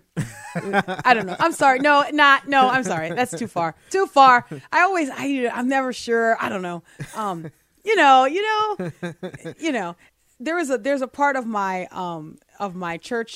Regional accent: New Orleans, Louisiana, United States; growing up in New Orleans

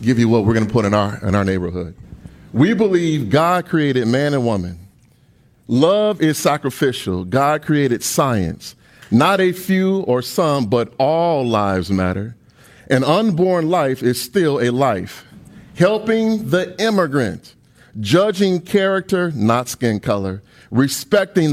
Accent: United States; I'm an American

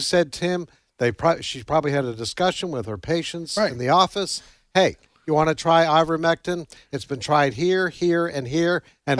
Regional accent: Canada; moved away; my home country in Canada.

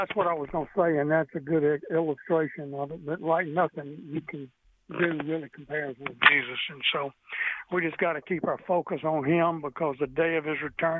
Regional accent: Mississippi, United States; now in Louisiana, United States; I'm originally from the Holy Land. That's Mississippi

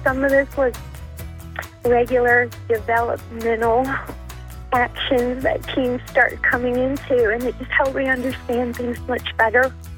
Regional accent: Mississippi, United States; moved away; also born or lived in South Carolina / Virginia; I'm from Mississippi

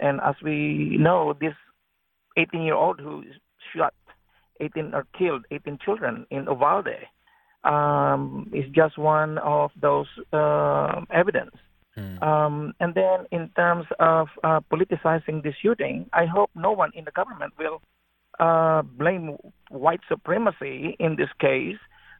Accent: Philippines; now in United States; I'm from the Philippines

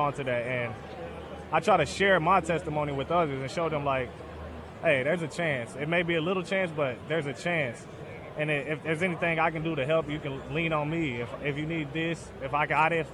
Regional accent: Northern Kentucky, United States; I'm from north of Kentucky, right across the bridge from Cincinnati

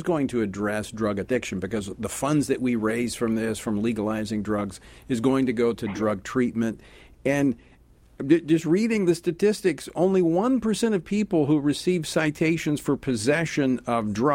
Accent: Louisiana, United States; when I was in the legislature in my home state of Louisiana

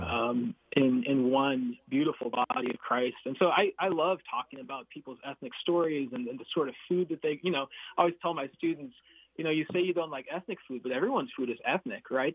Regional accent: United States; So I'm Filipino American. my mm-hmm. parents mm-hmm. met and married in the Philippines, and uh, and then uh, I was born here

